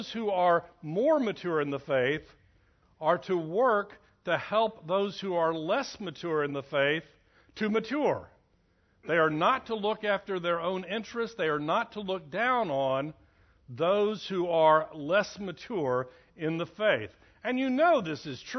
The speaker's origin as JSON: {"language": "English", "country": "United States", "said": "we, as American Christians"}